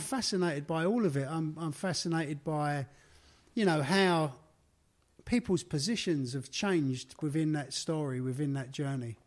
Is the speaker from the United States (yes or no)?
no; London, United Kingdom; accent: Cockney; my life growing up in the East End of London.